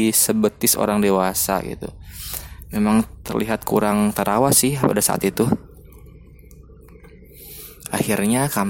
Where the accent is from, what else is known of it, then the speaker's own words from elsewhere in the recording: Bandung, West Java, Indonesia; Karena saya asli orang Bandung